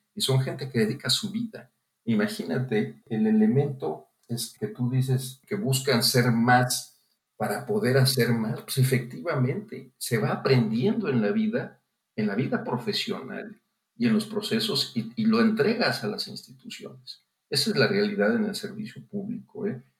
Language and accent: Spanish; Guanajuato, Mexico; yo soy originario de Guanajuato